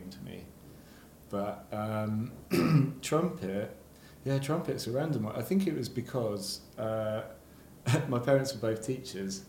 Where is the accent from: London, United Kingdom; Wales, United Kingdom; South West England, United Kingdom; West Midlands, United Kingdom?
South West England, United Kingdom; Shrewton; now in Brighton, United Kingdom; I grew up in Wiltshire, about a mile from Stonehenge